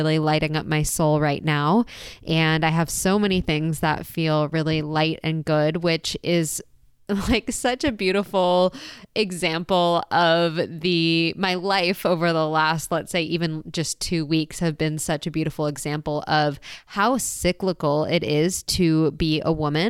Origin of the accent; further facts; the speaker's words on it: San Diego, California, United States; moved away; I just got back to my hometown, San Diego.